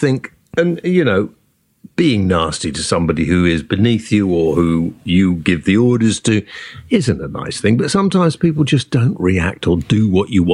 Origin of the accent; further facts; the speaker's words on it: United Kingdom; We are British